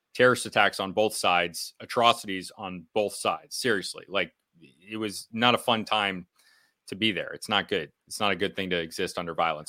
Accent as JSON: {"language": "English", "region": "New England", "country": "United States", "said": "in New England because we're mostly, um, Irish descendants"}